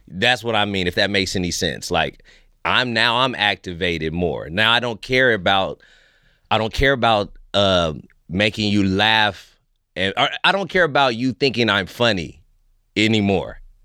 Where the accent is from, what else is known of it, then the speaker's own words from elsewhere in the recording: Fresno, California, United States; moved away as an adult; now in Vancouver, Canada; I'm American made.